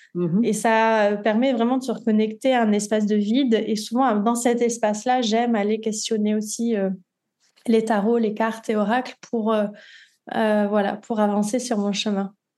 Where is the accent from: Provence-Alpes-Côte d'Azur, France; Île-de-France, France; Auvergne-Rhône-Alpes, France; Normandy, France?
Provence-Alpes-Côte d'Azur, France; Nice; moved away as an adult; also born or lived in Paris; now in Côtes-d'Armor, France; Je suis niçoise d'origine. Je suis née à Nice et j'ai passé euh, voilà tout mon temps à Nice jusqu'à mes 22 ans